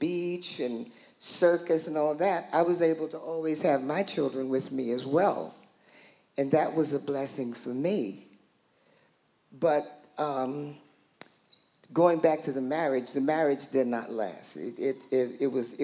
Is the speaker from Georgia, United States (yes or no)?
no; New York, United States; I was born in New York, in Harlem, and during that time, Harlem was really, just parties everywhere.